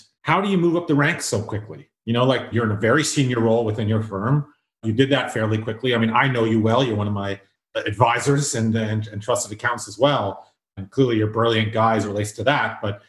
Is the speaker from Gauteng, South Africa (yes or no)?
no; Durban, KwaZulu-Natal, South Africa; born there; Yeah, no, I was like you, born in Durban